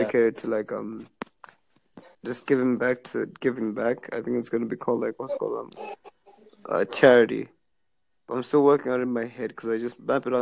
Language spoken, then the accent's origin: English; Zimbabwe; moved away as an adult; now in Canada; I'm actually back in my home country, Zimbabwe, on summer break